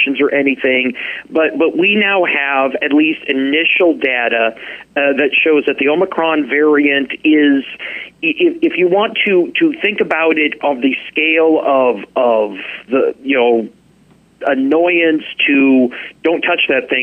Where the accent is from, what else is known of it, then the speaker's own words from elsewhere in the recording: Midwest, United States; moved away as an adult; now in Anchorage, United States; living, growing up in the Midwest